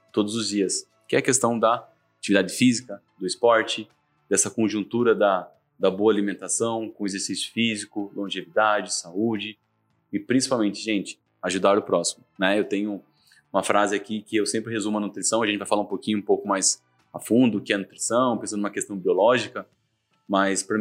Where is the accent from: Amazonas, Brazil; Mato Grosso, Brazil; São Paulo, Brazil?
São Paulo, Brazil; Laranjal Paulista; sou uma pessoa que veio lá do interior, um pouquinho mais interior do que Sorocaba, sou de Laranjal Paulista, nascido lá, criado lá, e com meus 18 anos fui fazer faculdade.